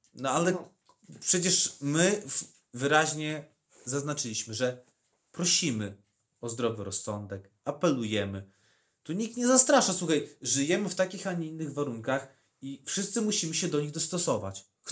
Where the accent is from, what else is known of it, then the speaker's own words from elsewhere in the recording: Podlaskie Voivodeship, Poland; u nas na Podlasiu